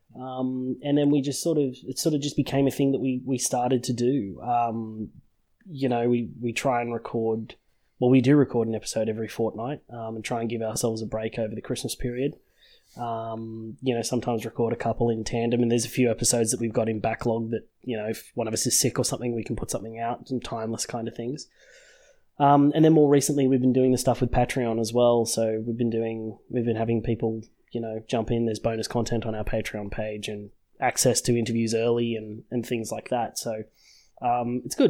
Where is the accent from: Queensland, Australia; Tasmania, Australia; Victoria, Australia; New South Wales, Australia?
New South Wales, Australia; Sydney; born and raised in Sydney, uh, in Australia